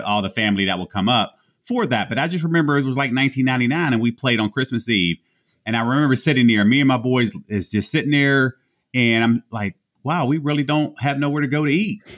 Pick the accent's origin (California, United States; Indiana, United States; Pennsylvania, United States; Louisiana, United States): Pennsylvania, United States; Homestead; huge Steeler fan growing up in Homestead.